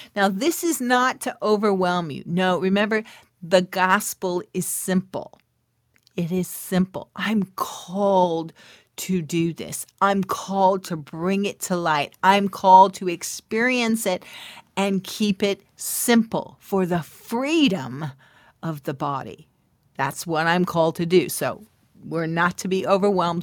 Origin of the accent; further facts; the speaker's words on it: California, United States; This is when we were living in California. I was born in California